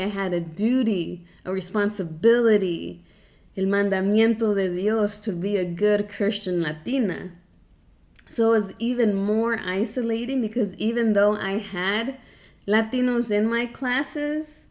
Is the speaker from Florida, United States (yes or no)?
no; Charlotte, North Carolina, United States; accent: Southern twang; I was born in Charlotte, North Carolina, which is in the South. I sometimes got the Southern twang every now and then, but my parents actually met here in Charlotte